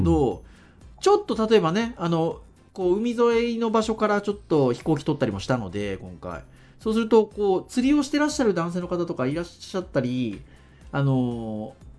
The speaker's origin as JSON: {"language": "Japanese", "town": "Kurume", "region": "Fukuoka", "country": "Japan", "tie": "born or raised there", "said": "実家は確かに久留米なんですけど"}